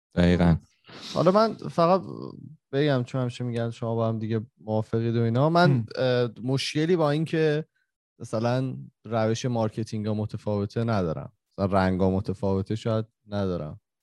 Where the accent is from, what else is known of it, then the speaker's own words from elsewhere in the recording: Iran; moved away; ماهایی که خارج از ایرانیم